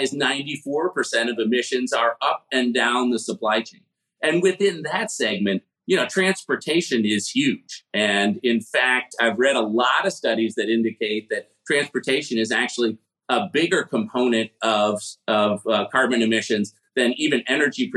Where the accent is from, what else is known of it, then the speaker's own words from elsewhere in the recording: Chicago, Illinois, United States; I grew up in Chicago in the 1970s